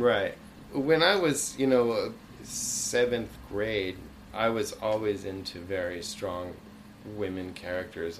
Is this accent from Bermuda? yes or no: yes; Bermuda; moved away; also born or lived in Concord, Massachusetts; I lived, I grew up in Bermuda, and we transferred to Massachusetts